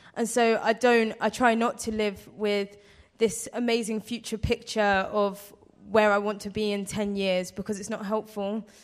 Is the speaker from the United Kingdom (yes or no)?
yes; London, United Kingdom; moved away as an adult; now in Blackpool, United Kingdom; I'm from London